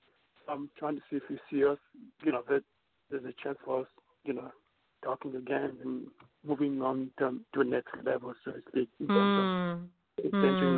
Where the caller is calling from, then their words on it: New York, United States; And I'm calling from New York.